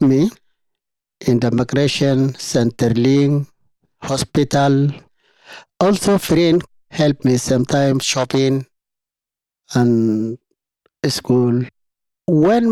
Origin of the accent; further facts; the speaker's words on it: Darfur, Sudan; English is a second language; moved away as an adult; also born or lived in Egypt / Libya / Tunisia; now in Australia; I'm from Sudan, from Darfur